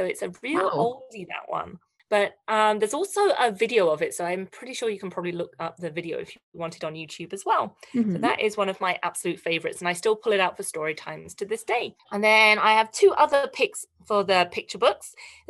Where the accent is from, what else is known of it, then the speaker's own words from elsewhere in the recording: Canada; we are celebrating Canadian authors, illustrators, and storytellers right across our amazing country.